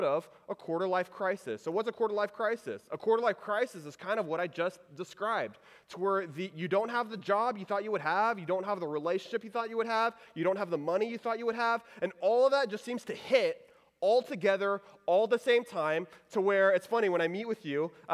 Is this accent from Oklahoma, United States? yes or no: no; Houston, Texas, United States; So I grew up in Texas. I grew up in the Houston area.